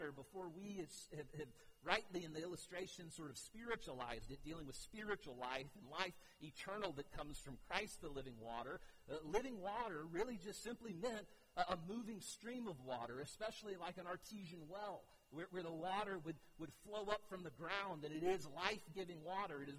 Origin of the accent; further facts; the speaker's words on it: United States; I grew up on Crystal Lake